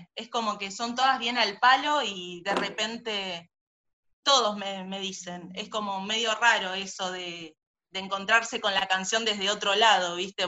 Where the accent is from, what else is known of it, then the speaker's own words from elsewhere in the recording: Banfield, Buenos Aires Province, Argentina; yo soy de Banfield